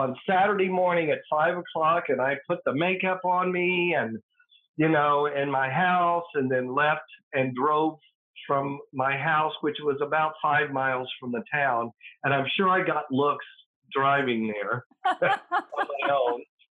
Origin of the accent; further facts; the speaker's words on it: Atoka, Oklahoma, United States; moved away as an adult; also born or lived in Durant, Oklahoma; I was born in Durant, Oklahoma, but I was raised in Atoka, Oklahoma, on a farm.